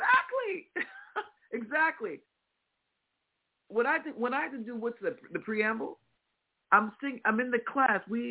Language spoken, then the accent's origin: English; Midwest, United States; accent: Midwestern; my Midwestern accent